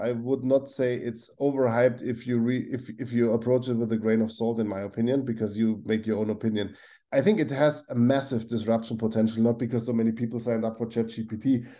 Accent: Augsburg, Bavaria, Germany; I grew up in Augsburg in Bavaria, and then I had several roles in Germany, and one was Saarbrücken.

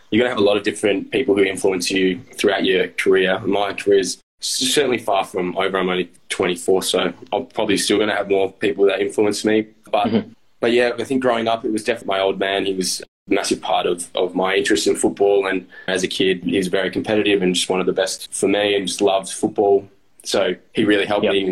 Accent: Subiaco, Western Australia, Australia; I came from Subiaco and the Waffle, and it was more like just play with flair and just get the ball and do.

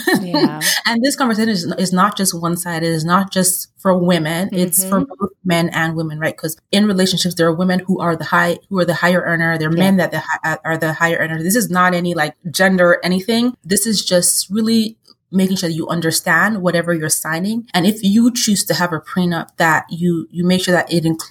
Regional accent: Nigeria; culturally, I'm Nigerian

